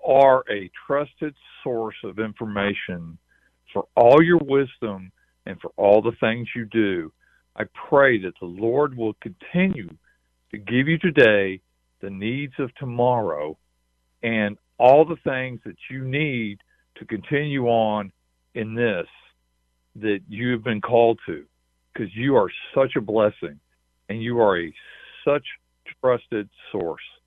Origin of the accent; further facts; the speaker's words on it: Texas, United States; I'm from Texas. I live in a little community called Point Blank.